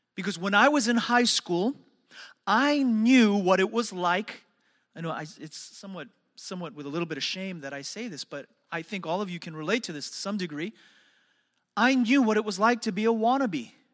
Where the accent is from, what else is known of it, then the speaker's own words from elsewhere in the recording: New York City, New York, United States; growing up in New York City